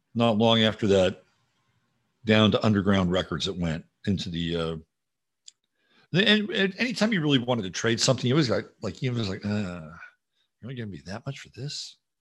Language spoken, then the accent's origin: English; Virginia, United States; I grew up in Virginia and I learned how to shoot a 22